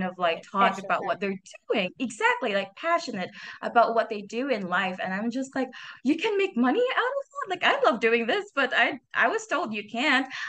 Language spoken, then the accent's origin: English; Philippines; I am from Philippines